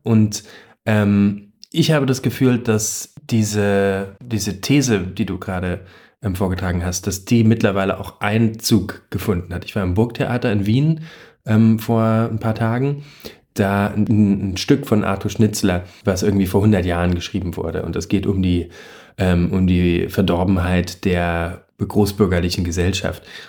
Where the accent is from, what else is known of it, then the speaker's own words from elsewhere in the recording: Germany; bei uns in Deutschland